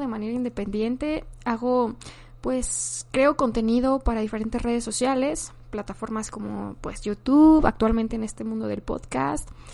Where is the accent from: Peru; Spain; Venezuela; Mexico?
Mexico; also born or lived in Guadalajara, Jalisco; soy mexicana, tengo 24 años y actualmente vivo en la ciudad de Guadalajara, Jalisco.